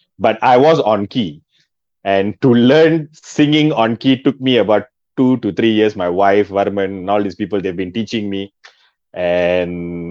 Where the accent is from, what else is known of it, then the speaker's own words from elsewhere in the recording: Kuala Lumpur, Malaysia; we are all from Sentul. I'm a Sentulian.